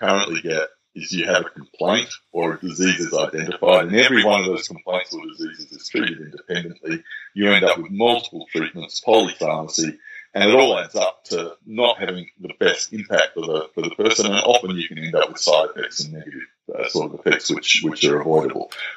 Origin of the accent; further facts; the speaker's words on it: Australia; in Australia, and let me talk as an Australian